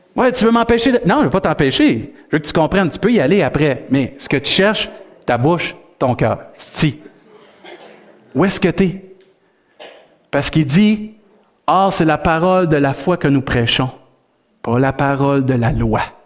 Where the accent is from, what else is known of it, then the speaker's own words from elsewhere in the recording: Rimouski, Quebec, Canada; on est des Rimouskois sauvés